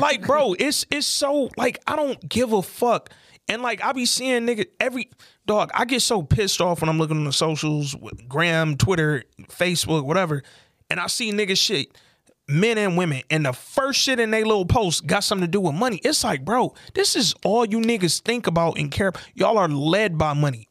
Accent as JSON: {"language": "English", "town": "Detroit", "region": "Michigan", "country": "United States", "tie": "born or raised there", "also_born_or_lived": "Atlanta", "moved": "as an adult", "said": "I moved back to Detroit from Atlanta"}